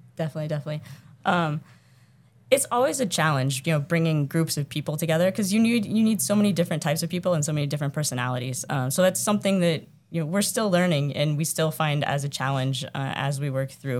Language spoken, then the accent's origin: English; Iowa, United States; now in Massachusetts, United States; I'm from Iowa.